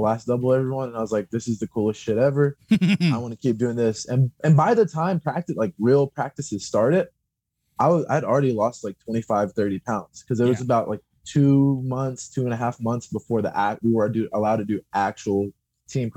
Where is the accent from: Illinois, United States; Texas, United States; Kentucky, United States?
Kentucky, United States; Louisville; I'm from Louisville, which is about an hour and a half away from where I'm currently